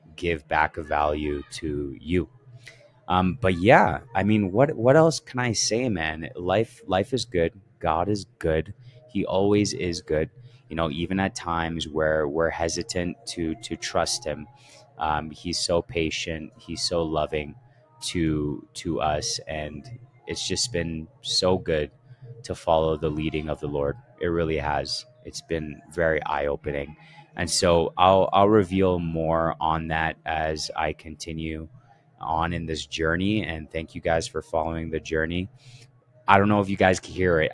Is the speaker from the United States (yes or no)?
no; Canada; I grew up in Canada and I was amongst Ethiopians